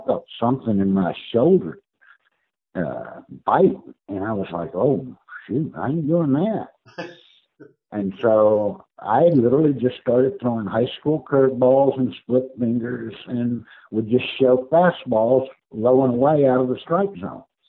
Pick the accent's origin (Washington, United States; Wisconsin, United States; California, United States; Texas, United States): Texas, United States; Houston; I got to play a year and a half here in my hometown of Houston.